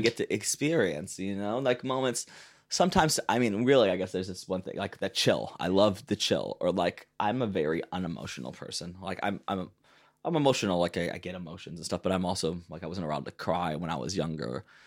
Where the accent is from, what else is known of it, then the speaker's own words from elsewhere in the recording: Detroit, Michigan, United States; moved away as an adult; now in Berlin, Germany; growing up in Detroit